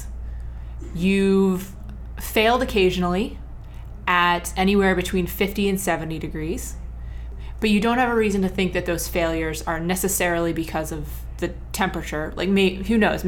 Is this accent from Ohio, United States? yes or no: yes; Ohio, United States; I grew up in Ohio.